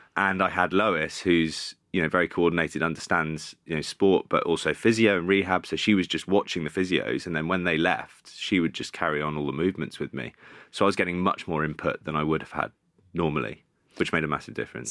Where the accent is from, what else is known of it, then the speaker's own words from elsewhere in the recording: Bath, South West England, United Kingdom; moved away as an adult; also born or lived in Cardiff; I started off at Bath, which was my hometown club